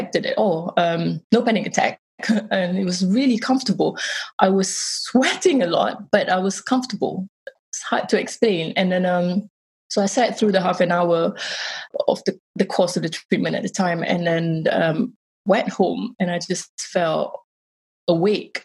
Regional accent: Malaysia; born or raised there; moved away

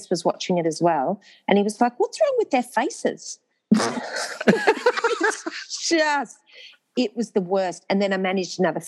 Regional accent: Australia; I'm from Australia

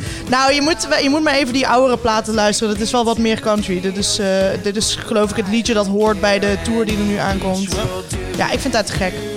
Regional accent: Limburg, Netherlands; Ik als Limburger

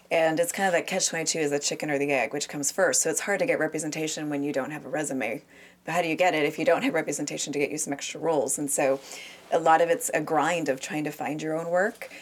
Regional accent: United States; I'm an American

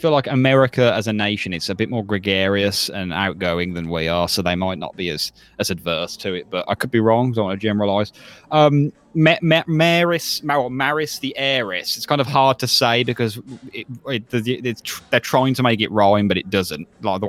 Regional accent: United Kingdom; I think that's part of being British as well.

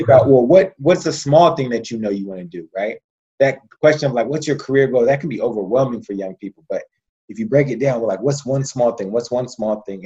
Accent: United States; I was American

